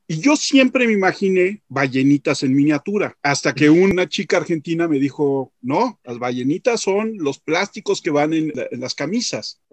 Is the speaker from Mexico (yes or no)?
yes; Mexico